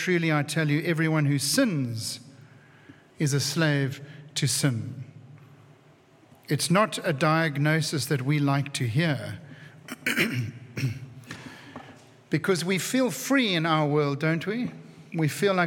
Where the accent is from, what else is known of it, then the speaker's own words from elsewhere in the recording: Cape Town, Western Cape, South Africa; who I grew up with in Cape Town